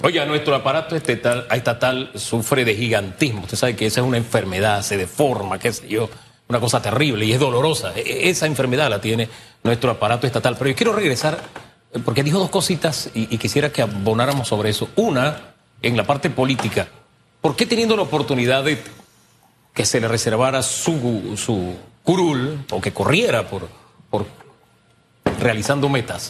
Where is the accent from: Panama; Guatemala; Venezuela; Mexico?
Panama; San Miguelito; Yo me crié en San Miguelito, yo soy hijo de San Miguelito, yo me levanté en calle E del Valle de San Isidro